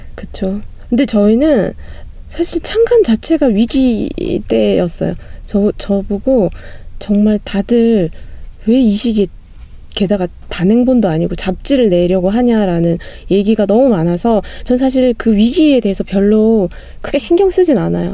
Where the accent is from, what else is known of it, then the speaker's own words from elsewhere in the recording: Gumi, North Gyeongsang, South Korea; 제가 고향이 구미거든요